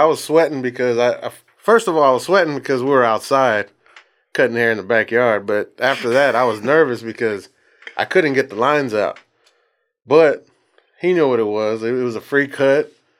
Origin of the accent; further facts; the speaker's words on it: Bryan, Texas, United States; Texas. Yeah, born and raised.